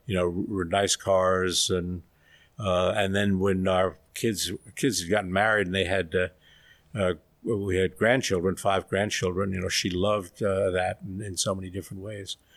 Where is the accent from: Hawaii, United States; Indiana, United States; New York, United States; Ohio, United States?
New York, United States; we grew up in New York in a very old world environment